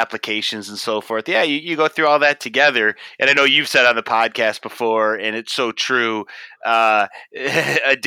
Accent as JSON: {"language": "English", "town": "Oxford", "region": "Michigan", "country": "United States", "tie": "born or raised there", "also_born_or_lived": "Columbus, Ohio", "moved": "as an adult", "said": "growing up in Oxford, Michigan, in our hometown"}